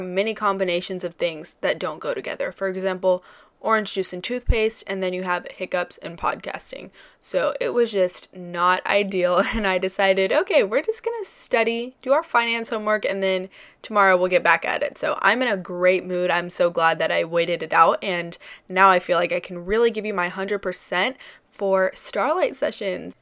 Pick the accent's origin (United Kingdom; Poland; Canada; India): India; South India; I am a darker skinned Indian woman. I'm South Indian